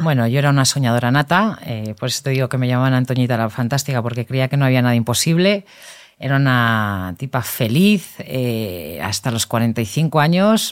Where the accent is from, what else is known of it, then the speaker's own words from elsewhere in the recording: Madrid, Community of Madrid, Spain; yo vivía en Madrid